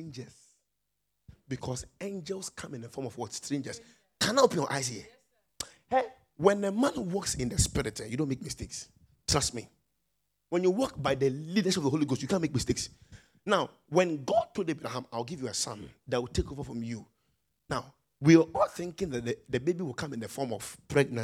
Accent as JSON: {"language": "English", "country": "Nigeria", "moved": "yes", "said": "I'm a Nigerian pastor."}